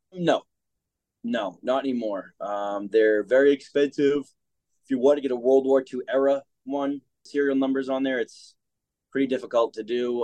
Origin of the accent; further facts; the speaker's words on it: Boston, Massachusetts, United States; I was born here in Boston, Mass, and I had a great upbringing